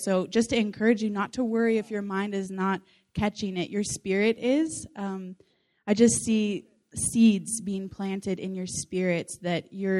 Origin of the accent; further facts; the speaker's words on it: Whidbey Island, Washington, United States; I'm from Washington State, West Side, so Whidbey Island.